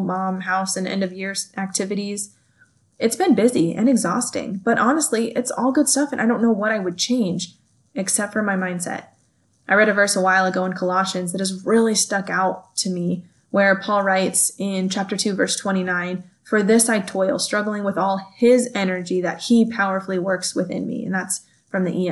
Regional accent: California, United States; moved away as an adult; now in Kansas, United States; I grew up in California

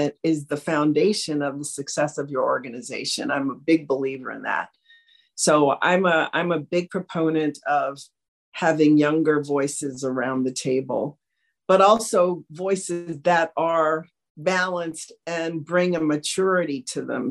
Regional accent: Washington, District of Columbia, United States; I grew up in Washington, D.C. in the 50s, very segregated city

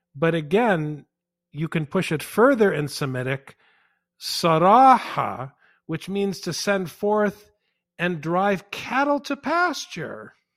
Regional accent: Saint Paul, Minnesota, United States; I grew up on the West Side in Saint Paul.

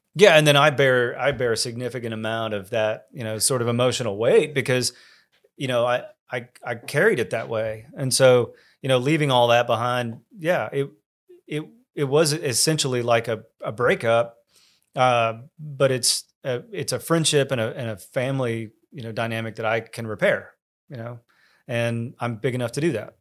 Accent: College Station, Texas, United States; I grew up in College Station

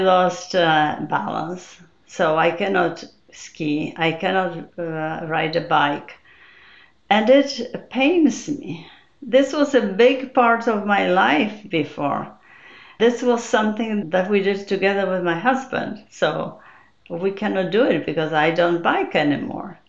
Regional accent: Poland; moved away as an adult; now in United States; I came from Poland. There will be 33 years ago.

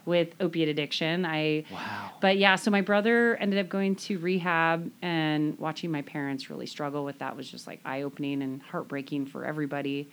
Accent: Stanwood, Washington, United States; I grew up in the Stanwood area. Um, I grew up actually on Lake Goodwin, which is a little south of here

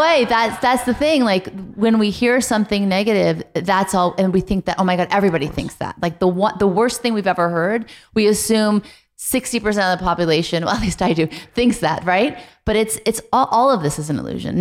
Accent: Beverly Hills, California, United States; also born or lived in New Orleans; I moved from New Orleans to Beverly Hills in the third grade

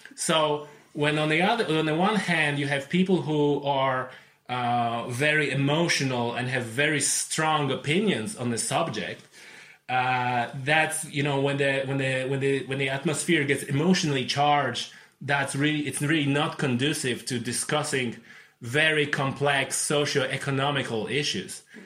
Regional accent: Poland; English is a second language; moved away as an adult; now in Ireland; I'm originally came from Poland, uh, but it's my 11th year in Ireland this year

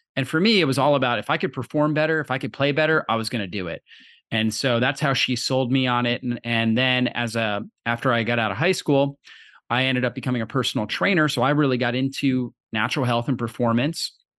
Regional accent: Florida, United States; I grew up in Florida

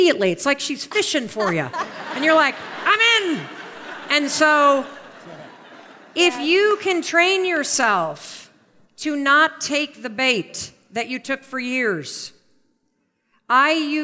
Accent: Western Michigan, United States; I grew up in Western Michigan

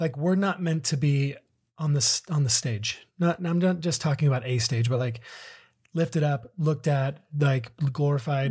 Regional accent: Southern California, United States; we grew up in Southern California

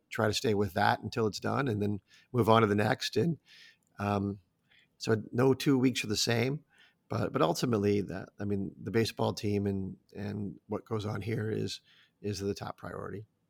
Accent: Omaha, Nebraska, United States; moved away as an adult; now in Chicago, United States; I grew up in Omaha

